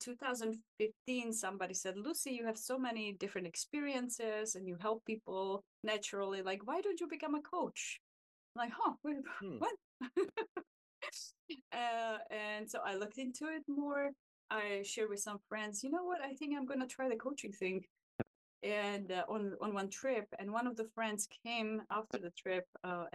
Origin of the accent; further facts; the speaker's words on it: Czechia; moved away as an adult; now in United States; I actually come from a small village in Czech Republic